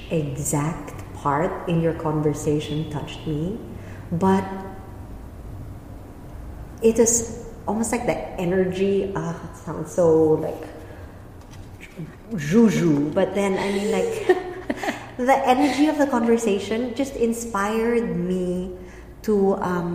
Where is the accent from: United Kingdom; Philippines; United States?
Philippines; moved away; With Filipino, from my home country, with Filipino and with German, I stutter still.